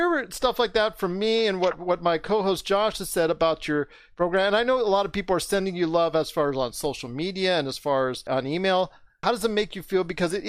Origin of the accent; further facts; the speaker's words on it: West Coast, United States; because I'm from the West Coast, I'm 51 years old.